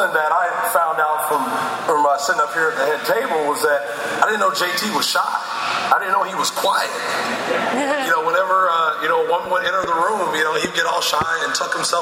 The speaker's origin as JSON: {"language": "English", "region": "Oklahoma", "country": "United States", "tie": "born or raised there", "moved": "as an adult", "lives_now": "Ottawa, Canada", "said": "growing up in Oklahoma"}